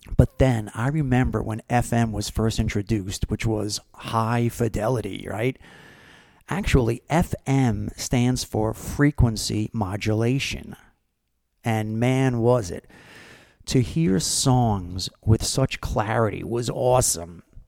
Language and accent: English; Brick, New Jersey, United States; Brick, New Jersey, which happens to be my hometown where I'm from, where I grew up.